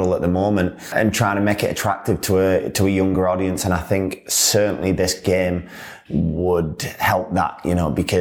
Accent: Yorkshire and the Humber, United Kingdom; I'm obviously from Yorkshire as well

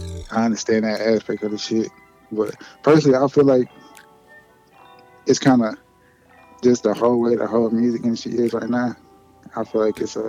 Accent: Chicago, Illinois, United States; I'm from Roseland, Chicago.

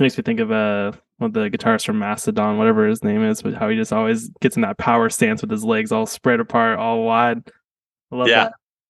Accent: California, United States; when I was growing up in California

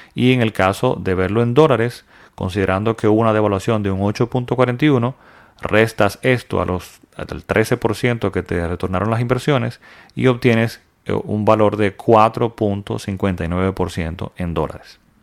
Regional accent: Dominican Republic; mi país, República Dominicana

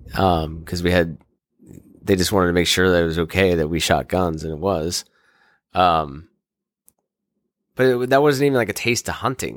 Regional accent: Kensington, Maryland, United States; I grew up in Kensington, Maryland, where I live currently

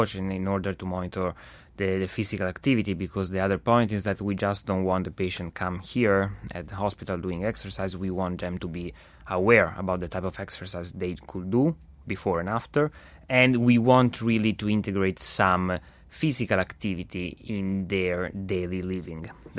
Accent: Italy; now in Montreal, Canada; I come all my way from Italy just here in Montreal, because it's a unique model.

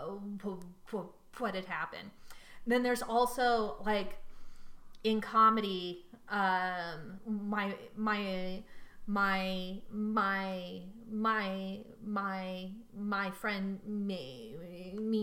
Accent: San Leandro, California, United States; I passed my old school in San Leandro on 580

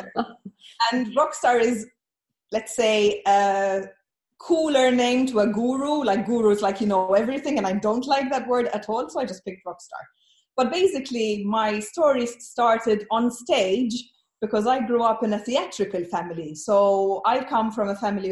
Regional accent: Malta; moved away as an adult; also born or lived in Ireland; now in Malaga, Spain; I am from the very tiny island of Malta, or Malta

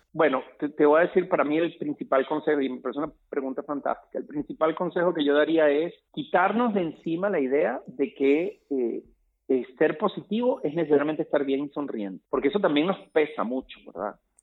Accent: Caracas, Capital District, Venezuela; en el edificio donde yo crecí en Caracas, en Venezuela

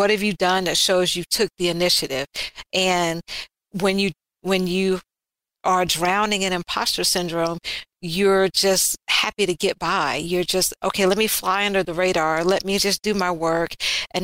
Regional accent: Alabama, United States; Growing up in Alabama, being biracial in a time and era and location where that really wasn't cool.

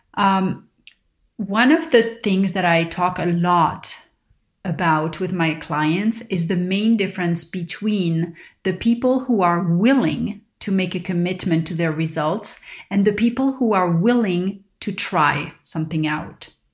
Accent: Paris, Île-de-France, France; growing up in Paris

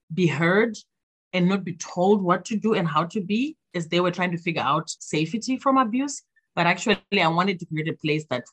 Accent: Zimbabwe; now in Minnesota, United States; my home country of Zimbabwe

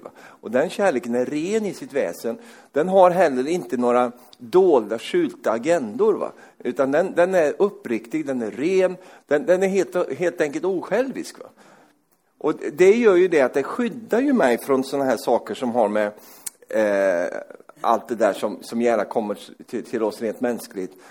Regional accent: Sweden; Jag är ju svensk

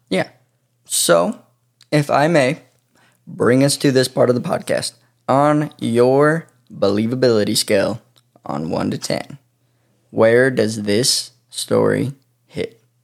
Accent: near Pocatello, Idaho, United States; this town happens to be pretty close to my hometown.

